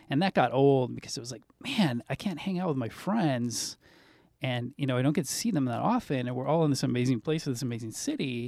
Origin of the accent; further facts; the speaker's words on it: Southern California, United States; growing up in Southern California